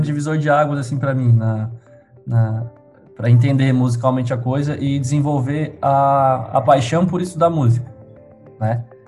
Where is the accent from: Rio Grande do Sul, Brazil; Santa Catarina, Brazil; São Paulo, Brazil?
Santa Catarina, Brazil; Tubarão; Sou de Tubarão